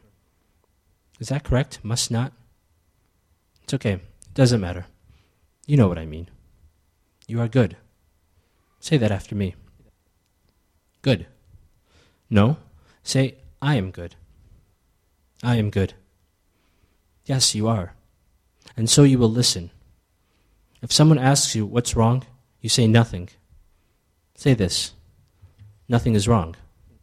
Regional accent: United States; also born or lived in Ethiopia; growing up in America but still being born in Ethiopia

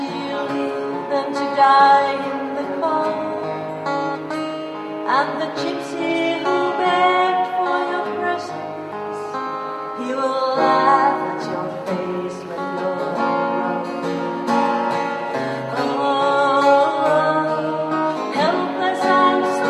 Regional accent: Vaasa, Ostrobothnia, Finland; we are from Vaasa, which is on the west coast of Finland

